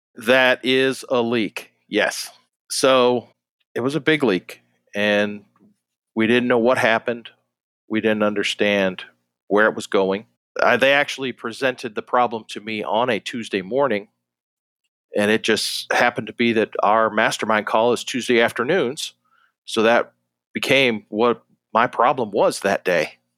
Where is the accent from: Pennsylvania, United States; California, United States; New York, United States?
New York, United States; Rochester; moved away as an adult; also born or lived in Jacksonville, Florida; I grew up in Western New York, um, outside Rochester